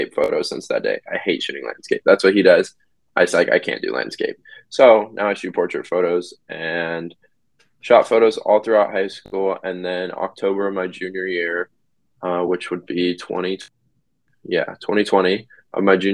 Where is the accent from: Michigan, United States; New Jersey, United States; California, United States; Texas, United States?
California, United States; Sacramento; I'm from Sacramento, California